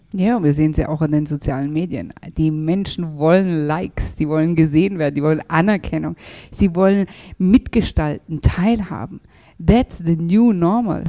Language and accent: German; Germany; wir sind ja in Deutschland geboren, aufgewachsen